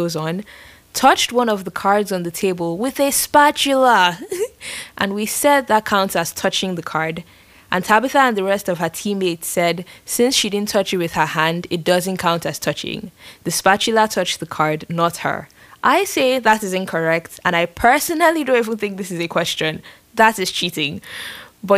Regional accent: Nigeria; now in San Francisco, United States; I am from Nigeria

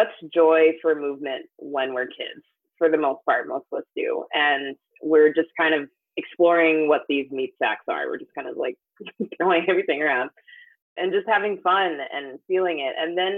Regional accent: Jamaica; And I'm Jamaican too, so people are like, oh, you're fast, like you're athletic

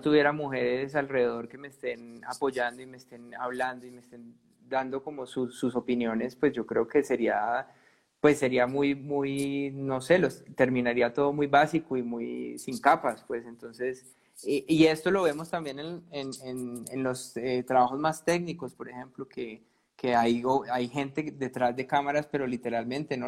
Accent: Cali, Valle del Cauca, Colombia; yo soy de Cali

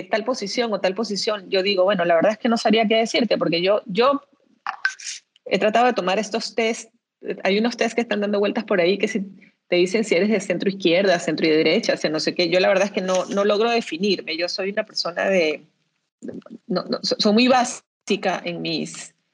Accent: Venezuela; now in Peru; soy venezolana.

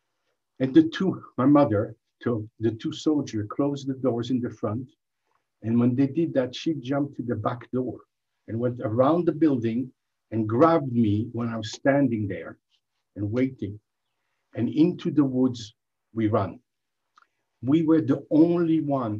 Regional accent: Belgium; English is a second language; moved away; also born or lived in France; I'm from Belgium

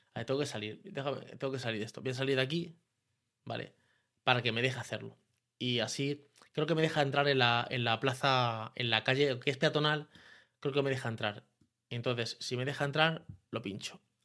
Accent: Leganés, Community of Madrid, Spain; soy de San Nicasio puro y duro

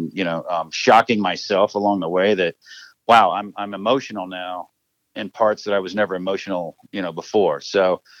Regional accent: Seymour, Indiana, United States; also born or lived in Edinburgh, Indiana / Columbus, Indiana; grew up in Seymour, Indiana

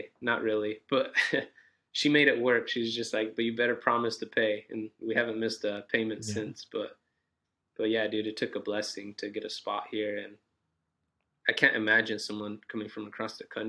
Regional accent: Santa Maria, California, United States; moved away as an adult; now in Los Angeles, United States; So like 3 hours north of here from Santa Maria, it's called.

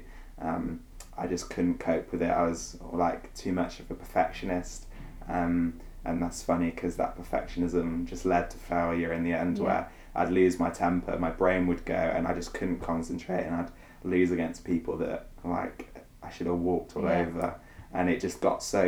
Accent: Gloucester, South West England, United Kingdom; I was born in a place called Gloucester, which is kind of near Wales, but still in England, for those of you who don't know. I grew up as an only child with my two parents.

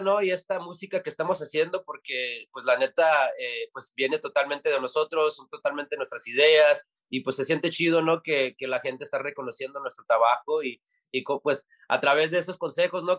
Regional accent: United States; siendo nacidos aquí en los Estados Unidos

